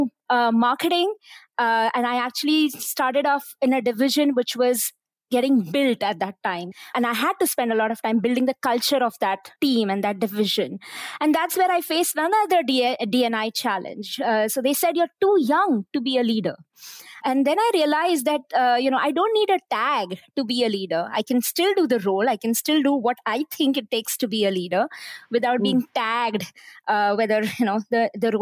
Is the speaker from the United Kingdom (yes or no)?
no; India; moved away as an adult; now in Malaysia; I came from India. So I came from very humble backgrounds